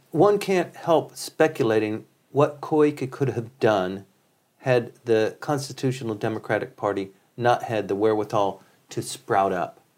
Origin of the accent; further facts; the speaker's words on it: United States; now in Japan; I'm an American and trained in in Ameri- the American political thought